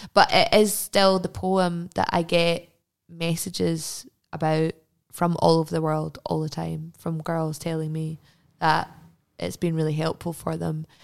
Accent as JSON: {"language": "English", "town": "Glasgow", "region": "Scotland", "country": "United Kingdom", "tie": "born or raised there", "said": "I grew up in Jordan Hill, which is like a really kind of middle class constituent area."}